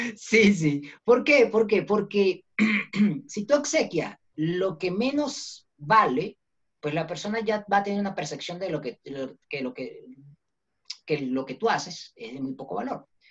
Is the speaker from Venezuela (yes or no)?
yes; Venezuela; now in Bogotá, Colombia; nací en Venezuela y, eh, soy también colombiano por mis padres y ahorita, en este momento, me encuentro en Bogotá, Colombia